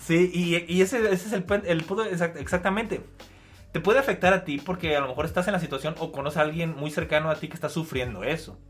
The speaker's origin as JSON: {"language": "Spanish", "country": "Mexico", "said": "Yo como mexicano"}